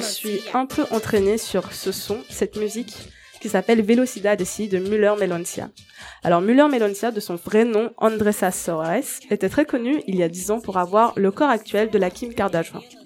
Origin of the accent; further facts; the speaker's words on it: Mauritius; Je viens de l'île Maurice